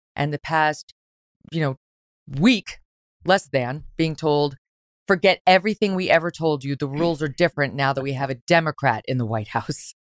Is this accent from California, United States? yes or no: no; Syracuse, New York, United States; also born or lived in Albany, New York / Jersey Shore; From the time I was a little girl growing up in Syracuse, New York